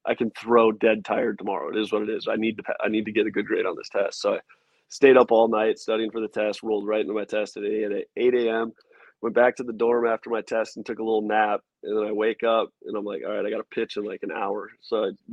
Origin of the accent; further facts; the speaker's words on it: West Fargo, North Dakota, United States; moved away as an adult; growing up in North Dakota.